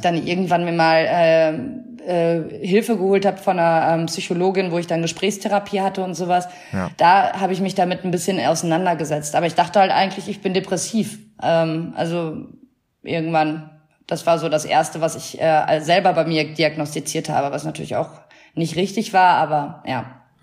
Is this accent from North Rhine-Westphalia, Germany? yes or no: yes; near Münster, North Rhine-Westphalia, Germany; now in Cologne, Germany; Ich bin auch aus einer äh, kleinen Stadt in der Nähe von Münster und da ist halt auch noch, das ist super provinziell, da ist auch die Hälfte miteinander verwandt und so